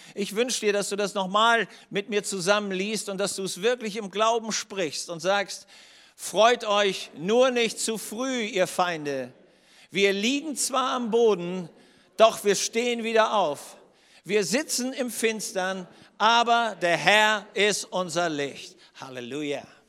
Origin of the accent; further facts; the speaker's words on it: Schleswig-Holstein, Germany; komme aus Schleswig-Holstein